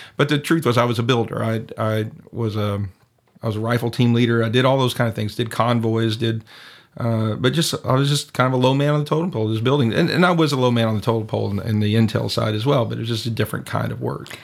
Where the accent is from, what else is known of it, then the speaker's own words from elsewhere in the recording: East Texas, United States; moved away as an adult; now in San Cristobal, Mexico; I'm originally from East Texas